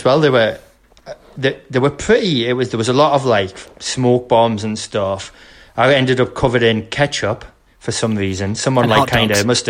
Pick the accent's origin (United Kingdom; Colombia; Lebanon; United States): United Kingdom; Sunderland, North East England; oh, you're English, where are you from? And like, oh, Sunderland